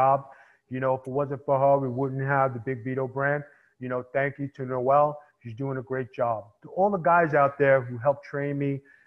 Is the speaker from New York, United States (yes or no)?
yes; New York City, New York, United States; I came from Staten Island. And, you know, in Staten Island, I had to make my bones